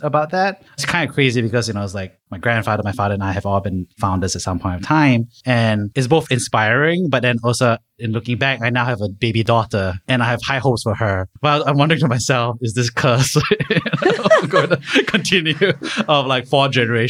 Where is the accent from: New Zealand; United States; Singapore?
Singapore; one of the benefits of growing up in Singapore for so many folks is like there's such a huge sense of security. There's no fear, right?